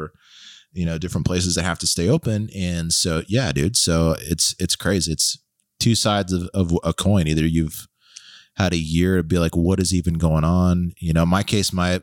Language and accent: English; Texas, United States; As a Texan